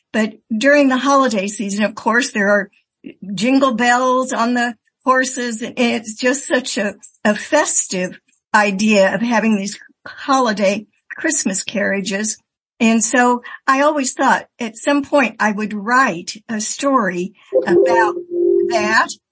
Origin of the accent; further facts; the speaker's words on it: Indiana, United States; now in Milwaukee, United States; my years of growing up in Indiana